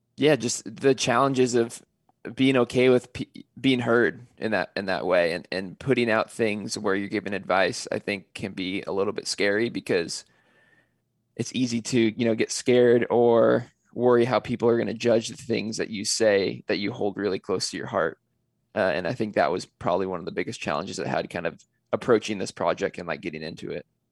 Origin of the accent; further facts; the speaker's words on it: California, United States; I'm originally from California